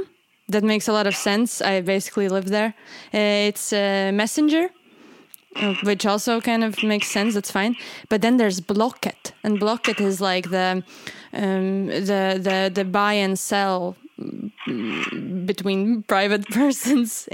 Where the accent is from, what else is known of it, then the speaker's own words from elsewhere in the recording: Latvia; moved away; I'm from Latvia